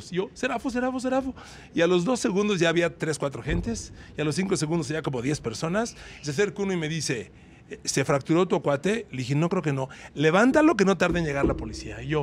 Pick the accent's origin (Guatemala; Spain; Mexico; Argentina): Mexico; Hola, somos de México.